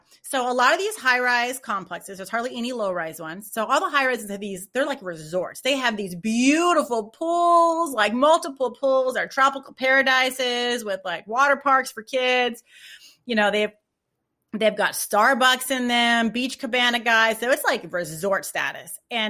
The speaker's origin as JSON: {"language": "English", "region": "California", "country": "United States", "said": "Like I'm from California, I miss the beach."}